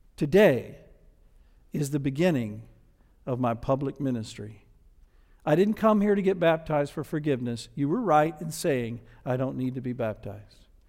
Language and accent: English; the South, United States; accent: Southern; I was from the South and had a Southern accent